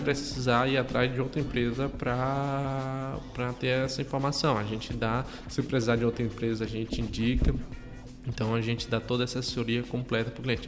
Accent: Ceará, Brazil; moved away; minha cidade de origem, lá no, lá no Ceará

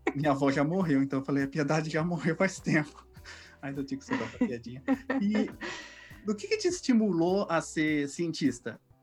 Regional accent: São Paulo, Brazil; eu sou da Zona Norte também, do Carandiru.

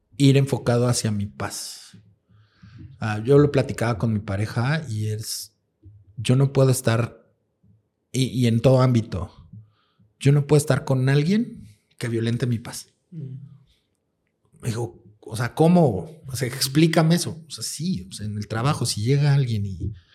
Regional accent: Mexico

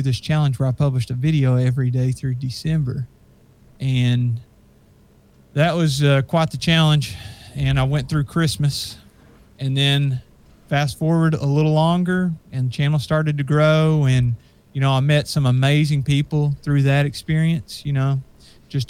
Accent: Kentucky, United States; I'm from Kentucky, so Gatlinburg and Pigeon Forge and that kind of stuff is very close to me

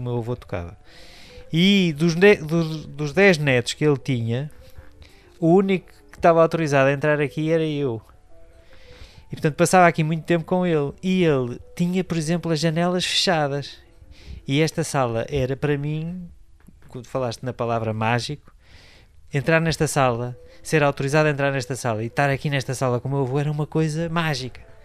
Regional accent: Porto, Norte, Portugal; also born or lived in Coimbra / Amarante; vivi em Coimbra até aos 6 anos. Depois é que fomos para o Porto

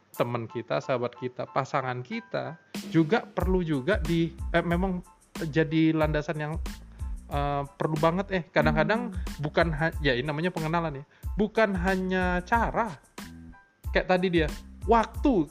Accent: Rumbai, Riau, Indonesia; born or raised there

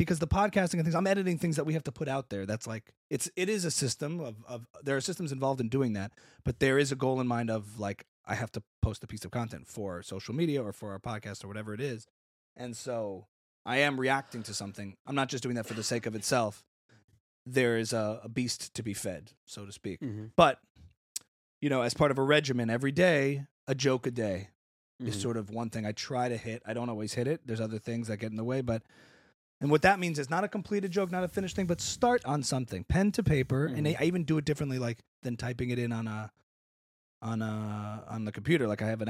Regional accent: Louisiana, United States; I grew up in Louisiana.

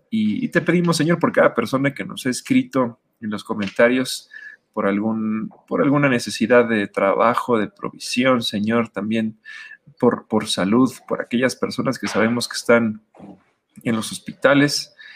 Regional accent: Mexico; como mexicanos

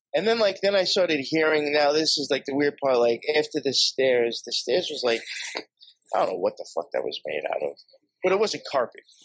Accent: Long Island, New York, United States; where I grew up out in Long Island

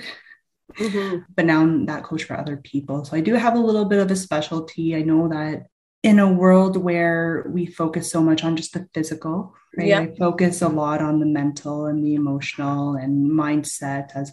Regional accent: London, Ontario, Canada; I grew up in London, Ontario, background Filipino

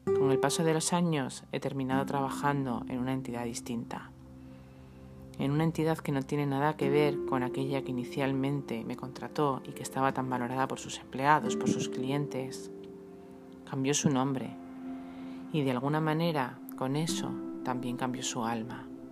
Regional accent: Madrid, Community of Madrid, Spain; moved away as an adult; now in Almería, Spain; Yo soy madrileña, nací allí, allí crecí, estudié, empecé a trabajar

